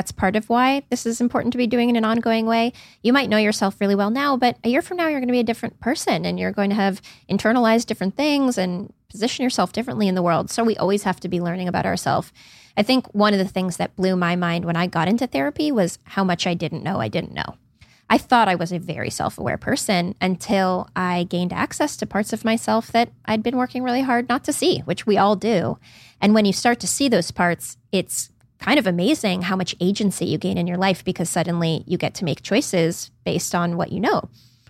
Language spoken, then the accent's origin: English; Palo Alto, California, United States; Well, I grew up in that area. I grew up in Palo Alto and I've just always had an interest in the psychology of the entrepreneur.